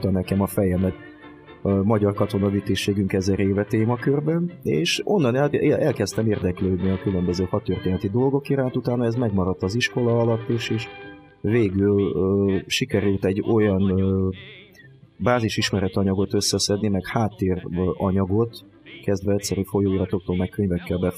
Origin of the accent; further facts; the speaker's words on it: Transcarpathia, Zakarpattia Oblast, Ukraine; also born or lived in Tolyatti, Russia; now in Hungary; mint ez már kiderült a felvezetőből. Kárpátai születésű vagyok egyébként, csak a, sor, a történelmi sors mintora miatt kicsit máshol szocializálódtam